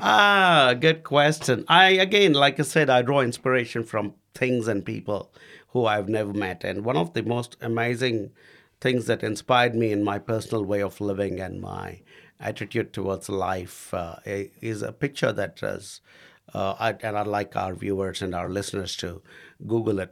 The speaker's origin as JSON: {"language": "English", "country": "India", "moved": "as an adult", "lives_now": "New Zealand", "said": "I was the only Indian bloke at, uh, the Wananga"}